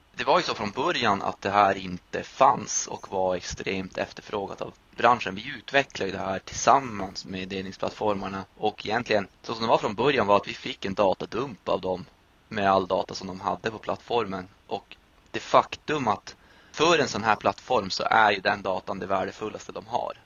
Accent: Piteå, Norrbotten County, Sweden; moved away; Jag är från Piteå i Norrbotten.

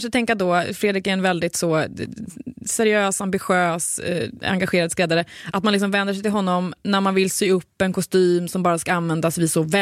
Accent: Sweden; inte riktigt jobbat bort de här mjuka danska dena som vi svenskar har så svårt att få till

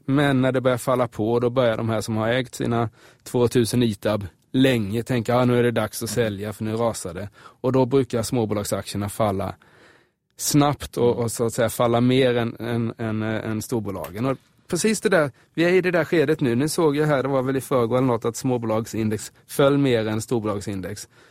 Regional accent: Småland, Sweden; moved away; mina hemtrakter där i Småland

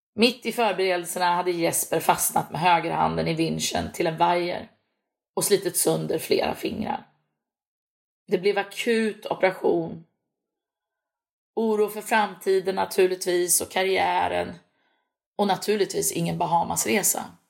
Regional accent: Örebro, Örebro County, Sweden; also born or lived in Näsinge, Strömstad, Bohuslän; Jag är född och uppvuxen i Örebro

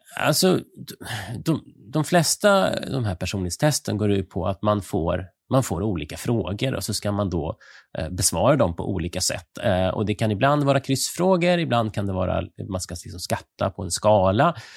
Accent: Sweden; som svensk

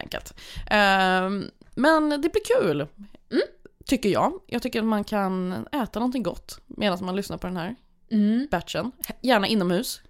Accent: Sweden; jag kommer från Sverige

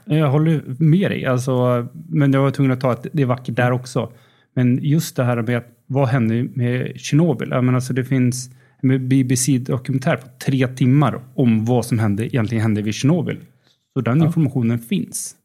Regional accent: Uppsala, Uppsala County, Sweden; moved away as an adult; also born or lived in Linköping / Netherlands; jag kommer från Uppsala

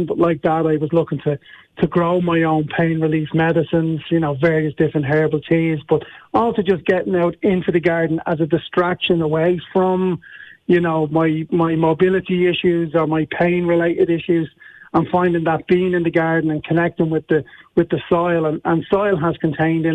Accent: Dublin, Leinster, Ireland; I'm from Dublin.

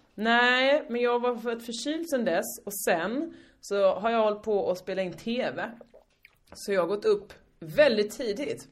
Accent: Hyltebruk, Halland County, Sweden; moved away; also born or lived in Malmö; mitt lag från Hyltebruk

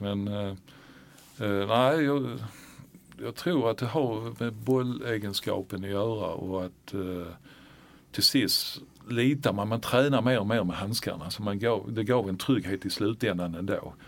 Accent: Malmö, Skåne, Sweden; vi var ju födda på Möllevången

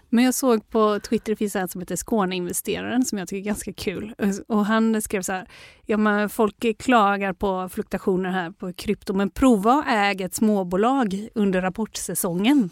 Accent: Sweden; som svensk

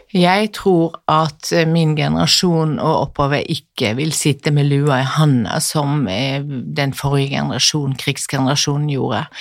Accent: Western Norway, Norway; moved away; also born or lived in Bærum; Jeg er jo vestlending sjøl

